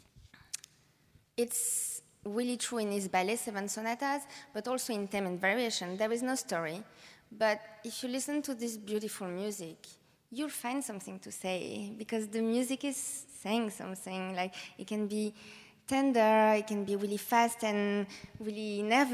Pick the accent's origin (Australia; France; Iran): France; moved away; I'm coming from France